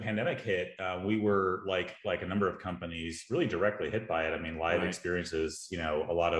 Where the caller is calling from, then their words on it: Austin, Texas, United States; I am in Austin, Texas, at my house, it's a lovely day.